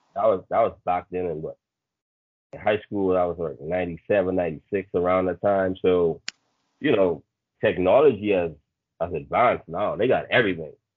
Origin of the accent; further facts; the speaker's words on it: Bahamas; originally uh, born and raised in the Bahamas.